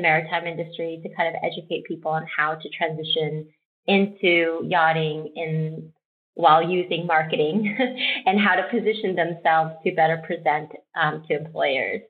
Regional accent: Texas, United States; I'm Korean American. I grew up in Texas

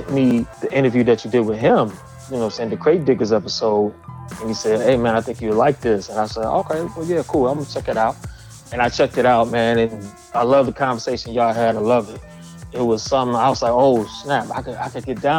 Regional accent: Detroit, Michigan, United States; I'm from the city of Detroit

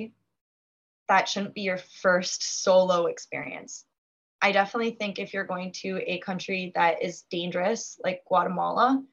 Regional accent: United States; coming over as an American

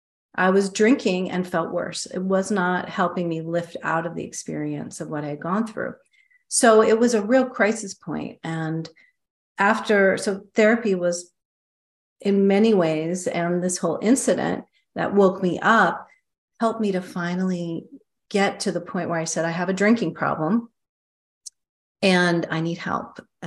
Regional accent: Midwest, United States; also born or lived in East Coast; now in San Francisco, United States; I grew up in Midwest, East Coast, and I moved to San Francisco, where I'm currently living.

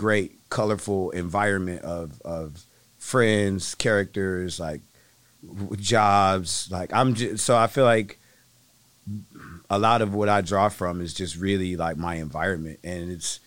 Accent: Flint, Michigan, United States; also born or lived in Berkeley, California; now in Seattle, United States; I moved here from the Bay Area, Berkeley, California, to be exact. Mm. But I'm from Flint, Michigan.

